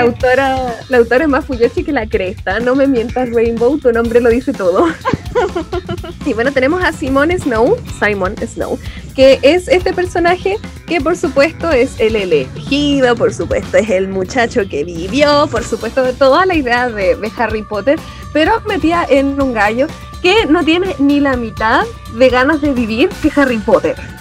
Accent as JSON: {"language": "Spanish", "country": "Chile", "said": "Nosotros como chilenos"}